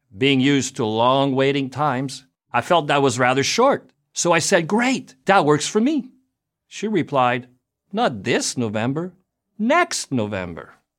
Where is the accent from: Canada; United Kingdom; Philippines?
Canada; Montreal, Quebec; also born or lived in United States; I was born and raised in Montreal, Canada. That makes me French-Canadian.